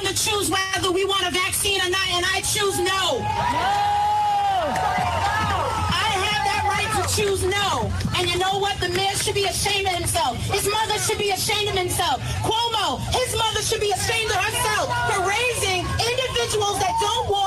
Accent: New York City, New York, United States; I've lived in New York for 36 years. Born and raised in Queens.

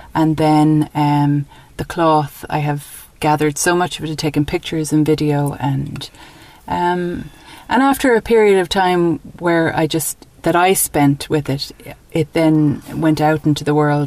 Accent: Dublin, Leinster, Ireland; moved away as an adult; also born or lived in New York, United States; now in County Mayo, Ireland; So, yes, so I grew up in Ireland. I grew up in Dublin and went to college in Dublin.

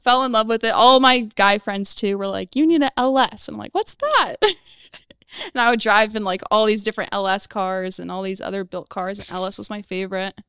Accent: Phoenix, Arizona, United States; also born or lived in Chicago, Illinois; I was born in Chicago, but I was raised in Phoenix, Arizona, way out in the hot weather

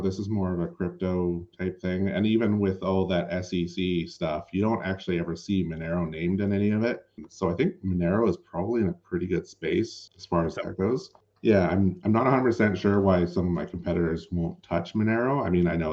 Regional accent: Canada; as a Canadian

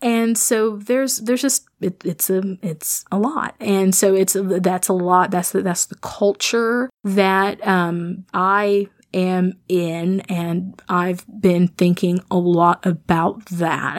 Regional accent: Midwest, United States; I'm a Midwesterner. I am somebody who grew up in a rural context

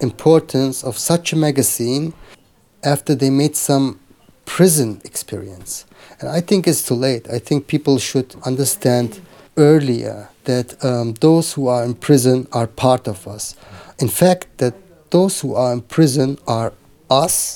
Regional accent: Germany; I have Turkish background. I grew up in Germany

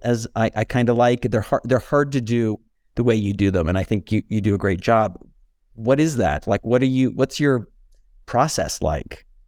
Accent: California, United States; now in Santa Fe, United States; as a Californian

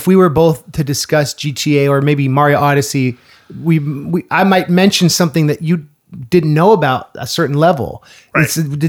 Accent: Central Coast, California, United States; I grew up in California, like Central Coast, near the Bay Area. And so the first candidate I voted for was Al Gore, because I just turned 18 right before the 2000 election.

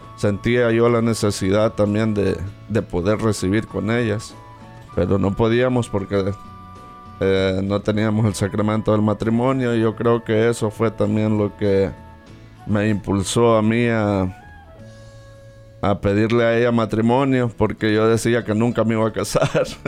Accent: El Salvador; soy salvadoreño

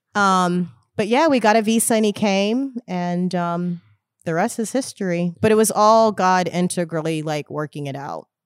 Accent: Houston, Texas, United States; I grew up in Houston, Texas.

